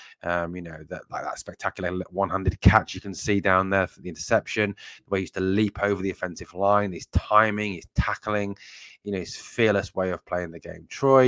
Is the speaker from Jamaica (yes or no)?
no; England, United Kingdom; accent: English; I live over across here in England. I know I've got an English accent. I know I was born in England